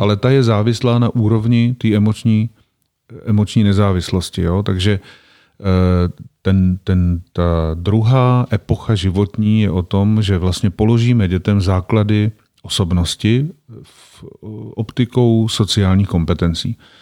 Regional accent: Czechia; also born or lived in Prague; kam jsme se přestěhovali, když mě byli, myslím, čtyři roky, tak jsme se z Prahy přestěhovali do takové vesnice v Odlických horách

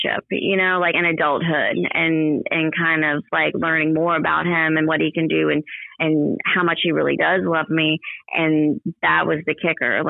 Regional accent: Ocean Springs, Mississippi, United States; I'm from Ocean Springs, and I've been here a long time, almost my whole life.

